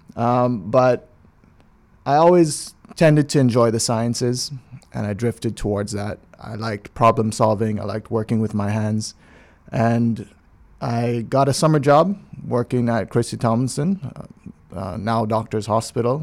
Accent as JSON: {"language": "English", "country": "Cayman Islands", "also_born_or_lived": "Grenada / New York City", "said": "I'm from Cayman."}